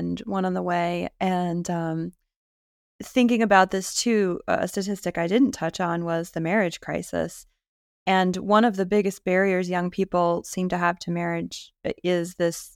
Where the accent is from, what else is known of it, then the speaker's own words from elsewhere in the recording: New England, United States; I'm from New England